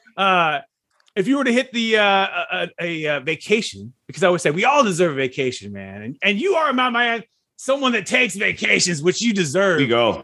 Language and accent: English; Fresno, California, United States; I'm from Fresno